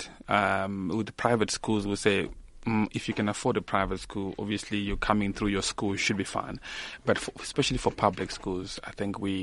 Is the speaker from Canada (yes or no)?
no; South Africa; in South Africa we're privileged